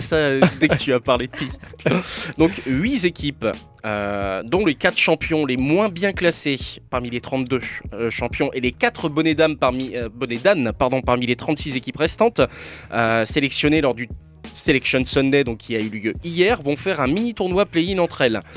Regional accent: Normandy, France; je suis normand

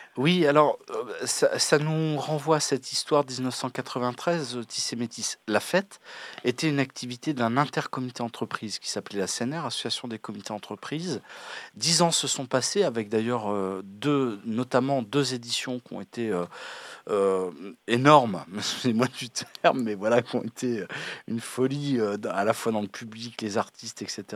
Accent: France; en tant que Français métropolitains

